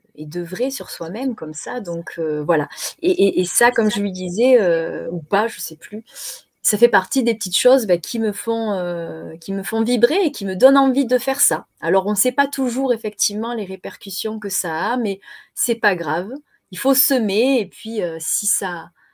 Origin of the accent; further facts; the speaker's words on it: Marseille, Provence-Alpes-Côte d'Azur, France; accent: Marseillais; Je suis née à Marseille